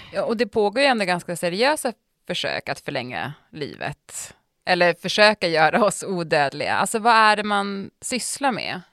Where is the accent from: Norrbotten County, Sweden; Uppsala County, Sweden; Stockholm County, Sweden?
Norrbotten County, Sweden; Piteå; moved away; när jag var liten och det var 30 minus i Piteå då, där jag kommer ifrån